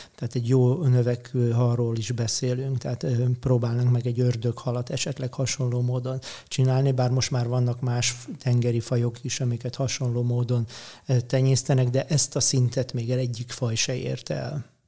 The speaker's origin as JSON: {"language": "Hungarian", "town": "Érd", "region": "Pest", "country": "Hungary", "tie": "born or raised there", "said": "Én eredetileg érdi születésű vagyok, és a Dunától egy 800 méterre laktam."}